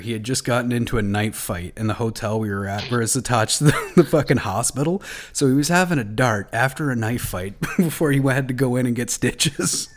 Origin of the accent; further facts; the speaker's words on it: Belleville, Ontario, Canada; moved away; also born or lived in Manitoba; I'm from uh, Belleville